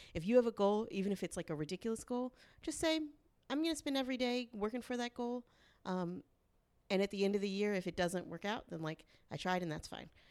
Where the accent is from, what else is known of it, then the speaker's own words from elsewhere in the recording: the South, United States; I'm from the South